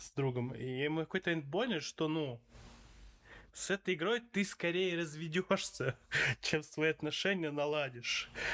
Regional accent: Saint Petersburg, Russia; Я такой, из Питера

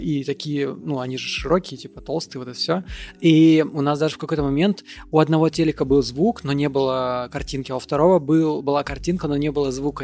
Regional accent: Moldova; я родился не в России, я родился в Молдове

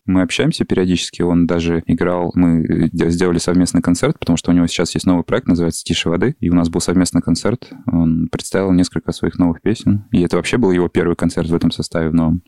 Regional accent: Kamchatka Krai, Russia; moved away as an adult; now in Moscow, Russia; Я с Камчатки, да, занимался музыкой, э, конкретно в музыкальной школе на скрипке играл там у себя. И когда переехал в Москву учиться в медуниверситет

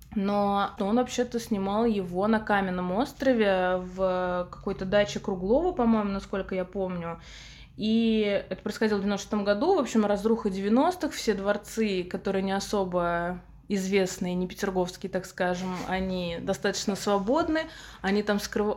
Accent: Samara, Samara Oblast, Russia; в Самаре, в моем родном городе

